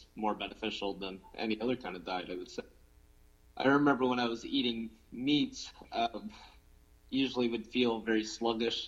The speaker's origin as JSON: {"language": "English", "town": "New Minas", "region": "Nova Scotia", "country": "Canada", "tie": "born or raised there", "moved": "as an adult", "lives_now": "Halifax, Canada", "said": "I'm from New Minas originally, like that's where I grew up."}